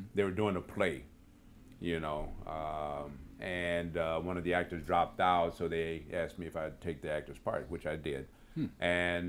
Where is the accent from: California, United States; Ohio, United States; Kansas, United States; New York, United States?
California, United States; San Francisco; also born or lived in Houston; I grew up in San Francisco.